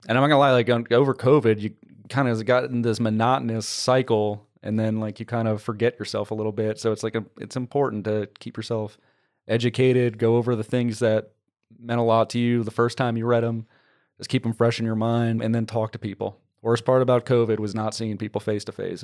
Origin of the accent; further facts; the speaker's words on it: New Orleans, Louisiana, United States; now in Texas, United States; I'm from the New Orleans area, That's where I grew up.